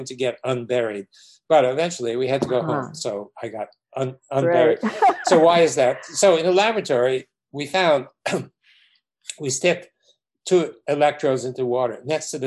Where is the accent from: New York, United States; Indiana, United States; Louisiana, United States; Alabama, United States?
New York, United States; New York City; growing up in New York City, in Brooklyn